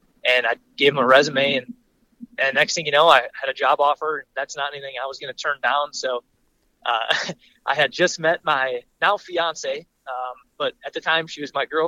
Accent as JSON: {"language": "English", "region": "Northwoods of Wisconsin", "country": "United States", "tie": "born or raised there", "moved": "as an adult", "lives_now": "Colorado, United States", "said": "Yeah, see, I'm originally from the Northwoods of Wisconsin"}